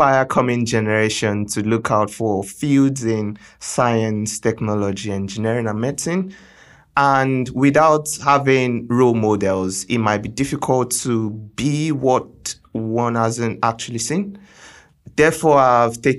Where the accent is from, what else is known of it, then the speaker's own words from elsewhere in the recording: Lagos, Nigeria; I was born and bred in Lagos, Nigeria